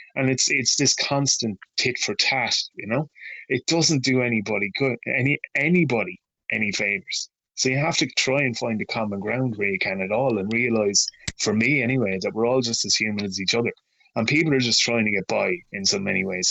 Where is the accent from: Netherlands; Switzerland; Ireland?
Ireland; near Dromahair, County Leitrim, Connacht; that's ten minutes away from where I was born and raised